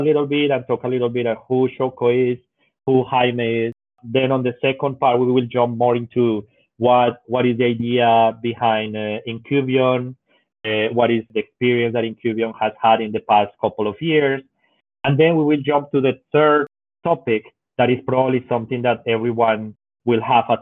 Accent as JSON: {"language": "English", "country": "Colombia", "moved": "as an adult", "lives_now": "Japan", "said": "I'm originally from Colombia, but I've been in Japan for my fifth year already"}